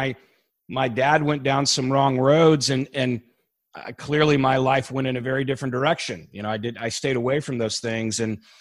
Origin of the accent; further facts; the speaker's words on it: Annandale, Virginia, United States; Northern Virginia, in Annandale, Virginia, Fairfax County.